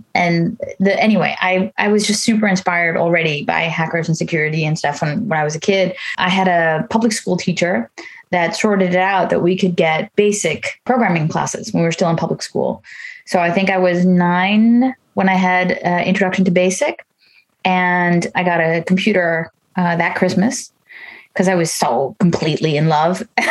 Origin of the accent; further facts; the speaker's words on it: New York, United States; moved away as an adult; now in Netherlands; I grew up in the States, in New York. I live in the Netherlands